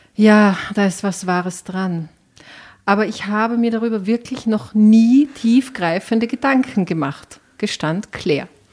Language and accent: German; Enns Valley near Schladming, Upper Styria, Austria